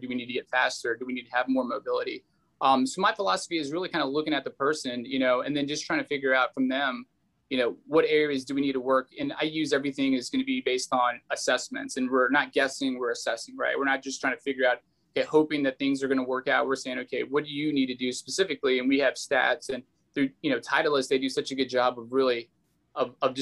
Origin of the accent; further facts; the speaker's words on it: Texas, United States; I grew up in Texas